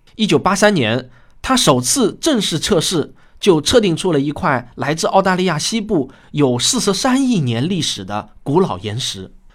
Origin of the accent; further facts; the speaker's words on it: Shaoxing, Zhejiang, China; 我在我的故乡浙江绍兴